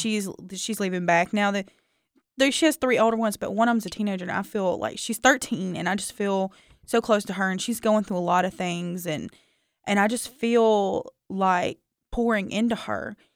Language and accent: English; the South, United States; I grew up, you know, growing up in the South